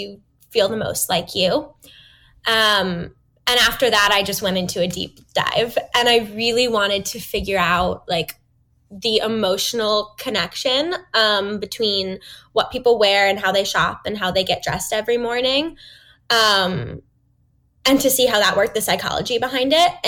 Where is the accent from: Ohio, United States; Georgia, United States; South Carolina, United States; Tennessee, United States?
Ohio, United States; Novelty; moved away as an adult; also born or lived in Boston, Massachusetts; I grew up outside Cleveland, Ohio, in a little town called Novelty